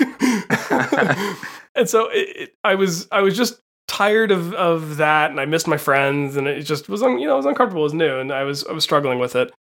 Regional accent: Appalachia, United States; moved away as an adult; also born or lived in Santa Cruz, California; these days I tend to say that I'm from Appalachia instead of saying from the South

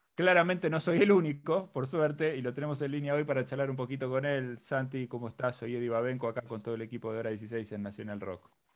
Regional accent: La Plata, Buenos Aires Province, Argentina; yo no solamente soy de La Plata

